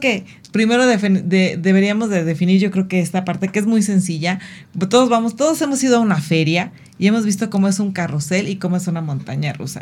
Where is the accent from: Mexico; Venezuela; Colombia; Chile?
Mexico; como mexicanos